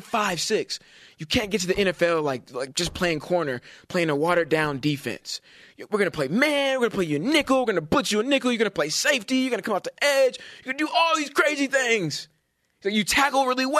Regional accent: Bay Area, California, United States; I'm from the Bay Area. I grew up watching the Giants

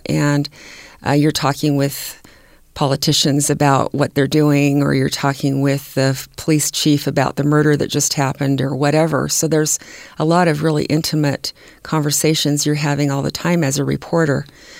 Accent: California, United States; born there; I was born in California, and it was rather integrated down there.

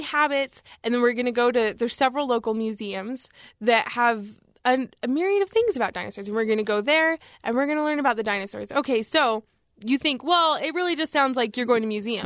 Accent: Southern California, United States; now in Provo, United States; I'm from Southern California.

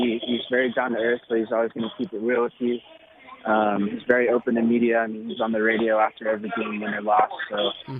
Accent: Stockton, California, United States; I was actually born and raised in Stockton, California

